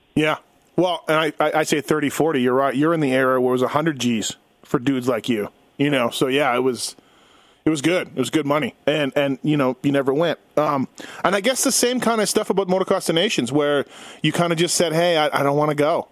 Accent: Canada; I'm Canadian

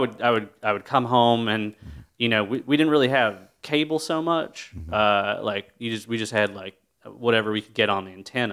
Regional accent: North Carolina, United States; I grew up real rural in North Carolina, and there ain't shit to do there. Like, you know, we're lucky we had a Walmart and an Applebee's.

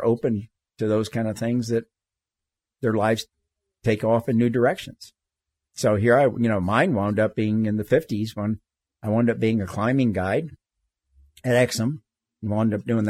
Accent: the South, United States; moved away as an adult; I grew up in the South. You know, I went to segregated schools all the way through college. It wasn't until I got to law school that I went to school with my first black students. And one of the reasons I left the South was I could see the conflict going on.

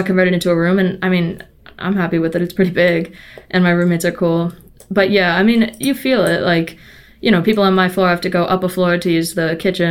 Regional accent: Massachusetts, United States; moved away as an adult; also born or lived in Montello, Wisconsin; now in Madison, United States; I'm from Massachusetts

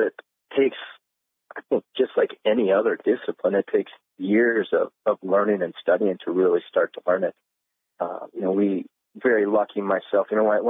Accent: Utah, United States; moved away as an adult; also born or lived in Iowa; growing up in Utah

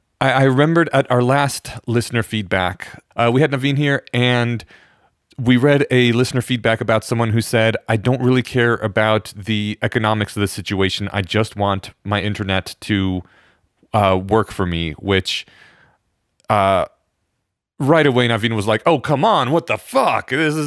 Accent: Poland; born there; And in my defense, I'm Eastern European. I was born in Poland and my parents taught me how to read Polish and they still look Russian.

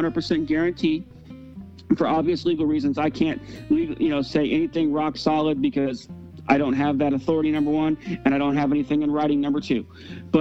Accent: Davie, Florida, United States; I'm originally from South Florida. I'm from Davie, Florida.

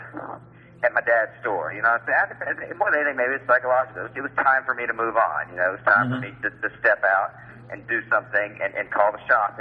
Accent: Atlanta, Georgia, United States; I grew up in Atlanta in the antique business

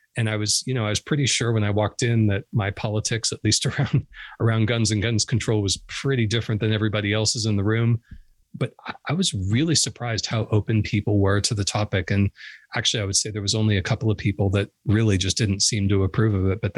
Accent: Canada; So I actually, you know, I grew up on a maple syrup farm

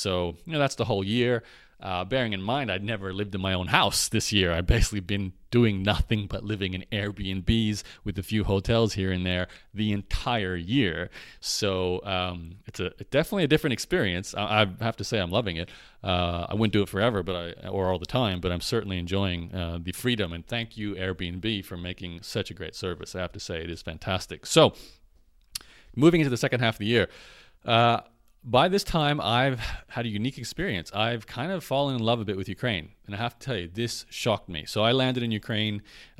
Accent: Canada; because I'm a Canadian and Australian, so I can't really live in Europe right now.

